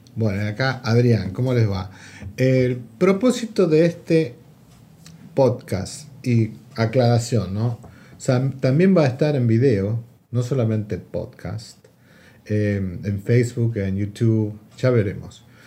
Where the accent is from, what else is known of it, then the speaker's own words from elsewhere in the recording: Argentina; now in Vancouver, Canada; vengo de Argentina también, llegué a, a, Vancouver en el año 2001